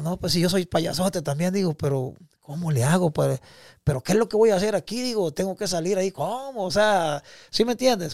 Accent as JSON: {"language": "Spanish", "country": "Guatemala", "also_born_or_lived": "Mexico", "moved": "yes", "said": "yo me siento orgulloso de ser guatemalteco"}